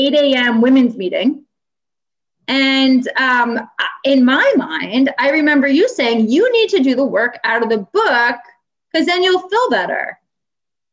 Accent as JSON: {"language": "English", "region": "New York", "country": "United States", "moved": "yes", "lives_now": "Boston, United States", "said": "I'm from New York"}